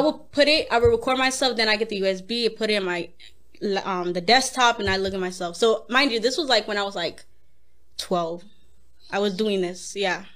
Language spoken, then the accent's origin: English; South Gate, California, United States; I grew up in Southgate